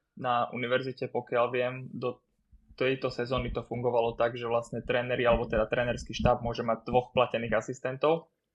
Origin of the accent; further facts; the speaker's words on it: Bratislava, Bratislava Region, Slovakia; moved away as an adult; now in Litvínov, Czech Republic; na Slovene, keď som vyrastal, ale aj v, na Hobe v Bratislave